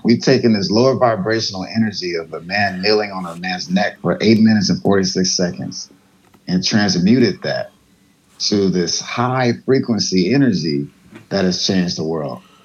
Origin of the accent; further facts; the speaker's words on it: United States; I grew up in America